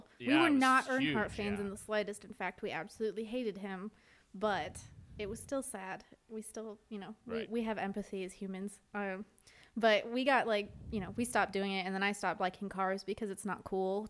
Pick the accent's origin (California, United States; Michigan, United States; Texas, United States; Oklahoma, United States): Michigan, United States; I grew up in Michigan. So I was born and raised around the automotive industry.